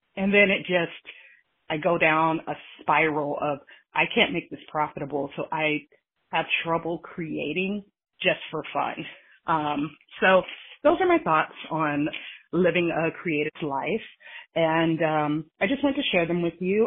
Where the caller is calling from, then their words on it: California, United States; I am from California